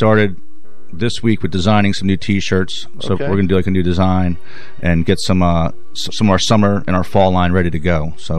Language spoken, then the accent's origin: English; Sea Bright, New Jersey, United States; moved away as an adult; now in Florida, United States; I grew up in New Jersey, 34 years in New Jersey.